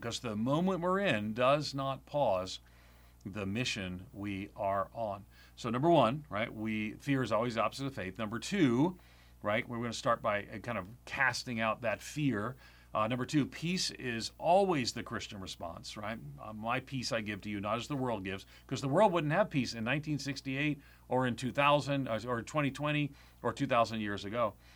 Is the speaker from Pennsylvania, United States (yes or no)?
no; Long Island, New York, United States; I grew up on Long Island, outside of New York City.